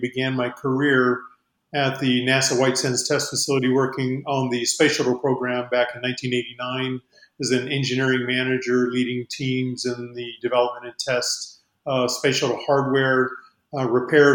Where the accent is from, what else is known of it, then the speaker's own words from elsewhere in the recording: Albuquerque, New Mexico, United States; I'm from Albuquerque area